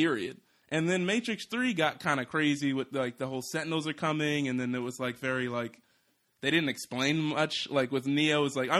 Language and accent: English; Philadelphia, Pennsylvania, United States; I'm from Philly.